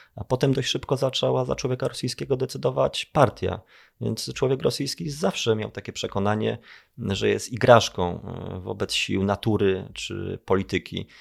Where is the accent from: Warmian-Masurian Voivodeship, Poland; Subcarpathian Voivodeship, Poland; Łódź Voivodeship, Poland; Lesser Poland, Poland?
Lesser Poland, Poland; Kraków; ja jestem z Krakowa